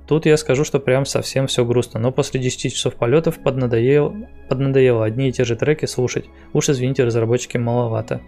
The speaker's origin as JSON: {"language": "Russian", "town": "Novosibirsk", "region": "Novosibirsk Oblast", "country": "Russia", "said": "я из Новосибирска."}